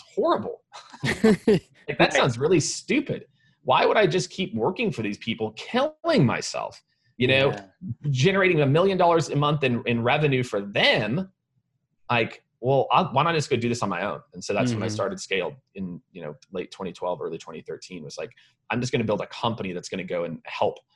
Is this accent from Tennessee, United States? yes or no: no; Kansas City, Missouri, United States; also born or lived in Primghar, Iowa / Nebraska; now in Austin, United States; I grew up in Kansas City, right? So you know, we're a barbecue city. Now I live in Austin, Texas